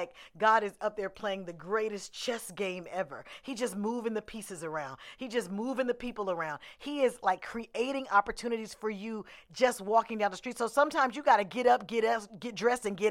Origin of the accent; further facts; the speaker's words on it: Oakland, California, United States; I'm from Oakland